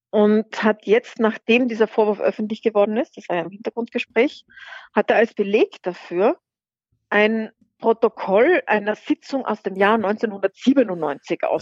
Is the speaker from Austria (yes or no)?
yes; Austria; hat der Kanzler bei uns in Österreich keine Richtlinienkompetenz.